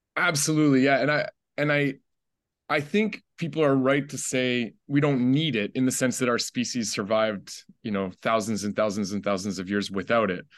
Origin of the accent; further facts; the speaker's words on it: Ottawa, Ontario, Canada; I'm, like, the only one in my family that grew up in the city. Uh, when I was five, my mom and I moved to the capital, to Ottawa.